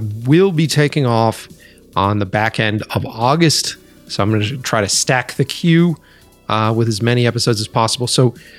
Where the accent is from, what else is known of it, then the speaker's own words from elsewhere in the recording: Framingham, Massachusetts, United States; also born or lived in Boston / Watertown; I grew up in Framingham.